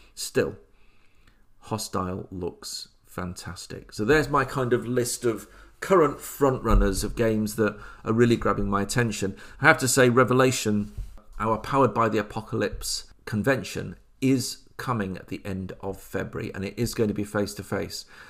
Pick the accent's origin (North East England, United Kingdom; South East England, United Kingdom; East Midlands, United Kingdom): East Midlands, United Kingdom; Oadby; moved away; I grew up in Oadby Leicester